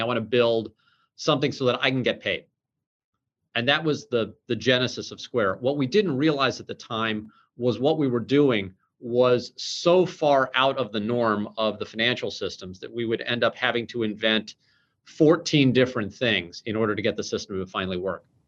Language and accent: English; St. Louis, Missouri, United States; we're both from St. Louis